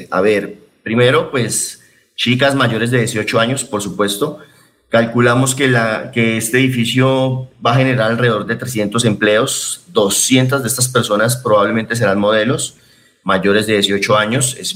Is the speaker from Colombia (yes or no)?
yes; Medellín, Antioquia, Colombia; yo soy de Medellín